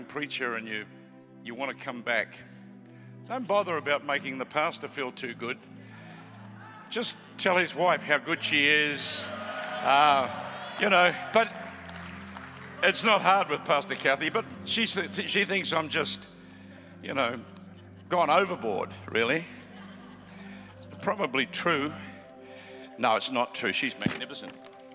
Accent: Australia; also born or lived in Melbourne; We're from Australia

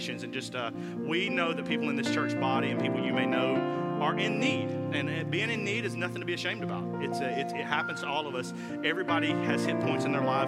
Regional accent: South Carolina, United States; I'm from South Carolina

